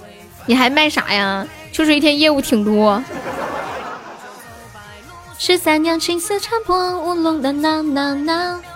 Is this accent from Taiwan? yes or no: no; Northeast China, China; 我们东北人都特别好，直爽，有啥说啥，对吧？